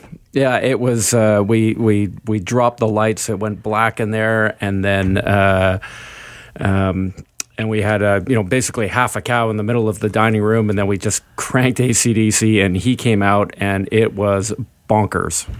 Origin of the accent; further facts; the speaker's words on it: Vancouver, British Columbia, Canada; being Canadian and, and, and being from Vancouver.